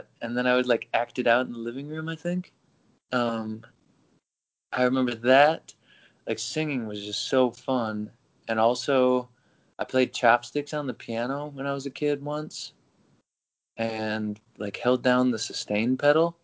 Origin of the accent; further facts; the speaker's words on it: Toledo, Ohio, United States; now in Nashville, United States; I was born in Toledo